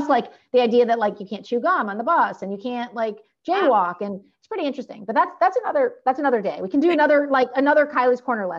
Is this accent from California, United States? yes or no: yes; California, United States; I'm from California